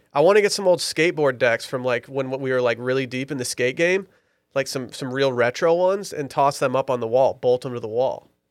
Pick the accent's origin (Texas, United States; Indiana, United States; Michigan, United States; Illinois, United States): Michigan, United States; Petoskey; I was born in Petoskey, Michigan